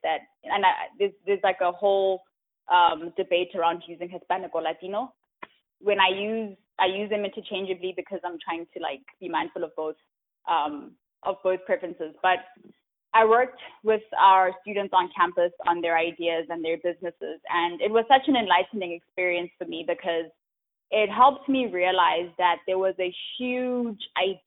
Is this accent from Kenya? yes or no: no; Johannesburg, Gauteng, South Africa; moved away as an adult; also born or lived in Charlotte, North Carolina; now in United States; I'm from South Africa. I grew up in Johannesburg, and I came to the U.S. 6 years ago for school